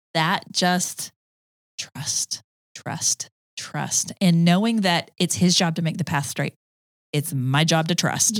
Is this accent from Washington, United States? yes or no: no; Georgia, United States; accent: Southern; also born or lived in Tucson, Arizona / Denver, Colorado; now in Cartersville, United States; we moved to Georgia when I was seven. And so, and then I grew up in Georgia.